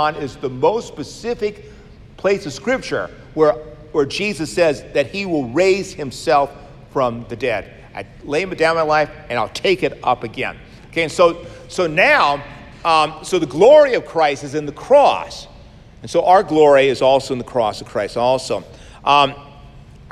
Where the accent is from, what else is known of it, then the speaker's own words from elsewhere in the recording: United States; I'm born American